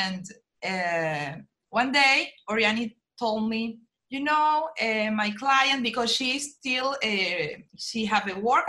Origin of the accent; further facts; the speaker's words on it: Venezuela; now in Aruba; And yes, we are from Venezuela.